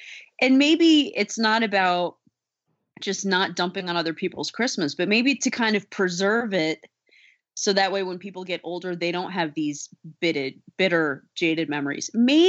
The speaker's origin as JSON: {"language": "English", "region": "South Carolina", "country": "United States", "tie": "born or raised there", "said": "That kid was actually from my hometown in South Carolina, which is weird."}